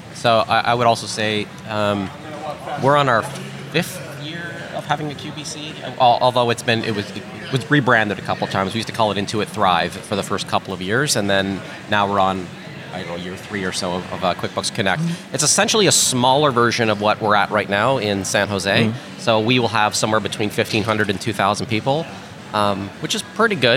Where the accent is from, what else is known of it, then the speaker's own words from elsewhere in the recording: Canada; we're Canadian